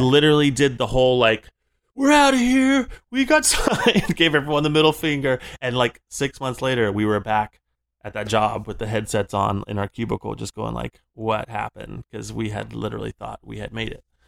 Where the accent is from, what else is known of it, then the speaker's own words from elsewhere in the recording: Florida, United States; moved away; growing up in Florida, I started playing in, like, hair metal bands